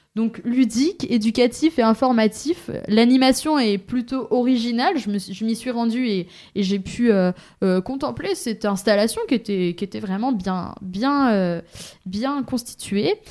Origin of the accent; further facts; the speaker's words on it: Pays de la Loire, France; moved away; je viens du Maine-et-Loire